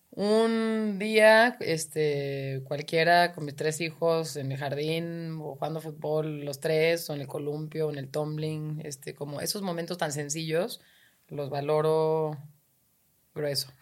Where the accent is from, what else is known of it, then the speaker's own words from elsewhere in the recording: Guadalajara, Jalisco, Mexico; soy de Guadalajara